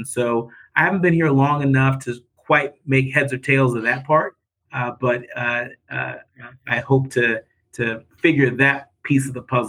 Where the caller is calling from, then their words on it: Detroit, Michigan, United States; Well, I'm calling in from Detroit, Michigan.